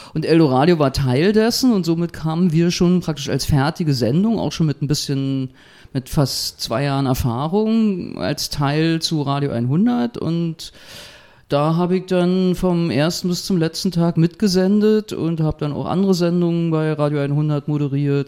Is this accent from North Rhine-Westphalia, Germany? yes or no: no; Berlin, Germany; Kreuzberg 61, Bergmann-Kiez, wo ich auch groß geworden bin